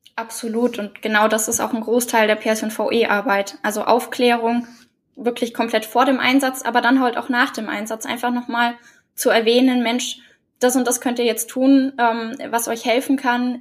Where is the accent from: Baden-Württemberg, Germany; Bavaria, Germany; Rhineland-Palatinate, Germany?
Bavaria, Germany; Oberallgäu; leite bei mir in der Heimat im Oberallgäu das Kriseninterventionsteam